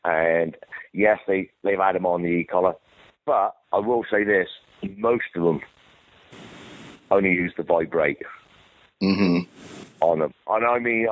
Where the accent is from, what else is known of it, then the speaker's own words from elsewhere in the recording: United Kingdom; moved away as an adult; now in United States; I'm a British trainer